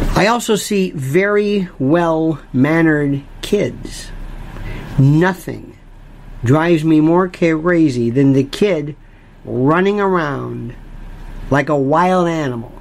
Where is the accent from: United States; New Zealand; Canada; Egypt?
United States; Florida; I'm from Florida, not Florida, Florida, and I was raised on hurricanes.